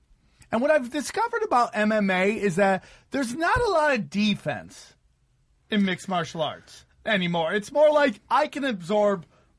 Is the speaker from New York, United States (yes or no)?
yes; New York, United States; Upstate New York.